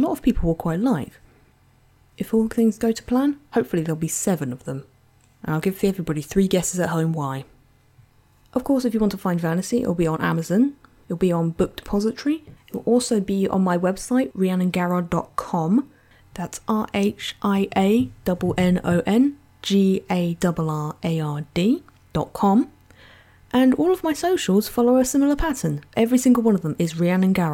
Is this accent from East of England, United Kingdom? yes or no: yes; Essex, East of England, United Kingdom; I am from Essex in England.